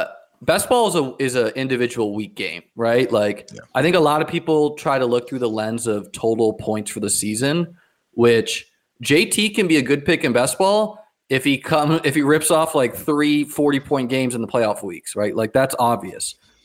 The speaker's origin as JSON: {"language": "English", "region": "New Hampshire", "country": "United States", "tie": "born or raised there", "said": "I grew up actually in New Hampshire. So that is New England Patriots country. And, you know, when I'm 30 now"}